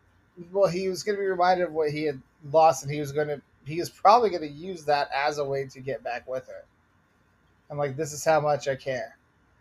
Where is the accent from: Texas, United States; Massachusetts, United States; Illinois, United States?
Massachusetts, United States; Boston; accent: Bostonian; my Bostonian accent goes British when I get to certain vowels.